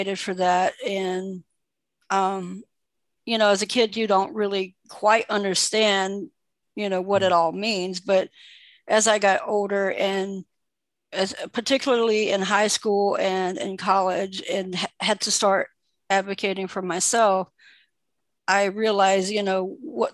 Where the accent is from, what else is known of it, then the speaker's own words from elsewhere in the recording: Lumberton, North Carolina, United States; also born or lived in St. Pauls, North Carolina; I am from North Carolina. I was born and raised in North Carolina. I grew up in a town called Lumberton